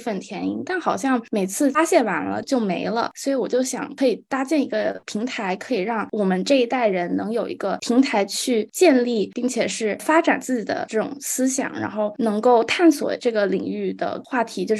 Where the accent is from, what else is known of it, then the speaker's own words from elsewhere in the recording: Shanghai, China; 呃，我来自上海，我在上海中学国际部读书，今年十一年级。